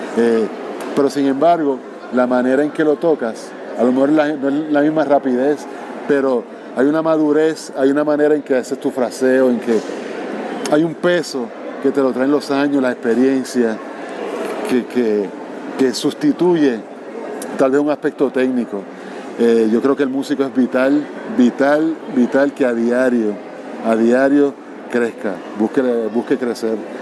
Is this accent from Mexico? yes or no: no; Puerto Rico; donde nací, en Puerto Rico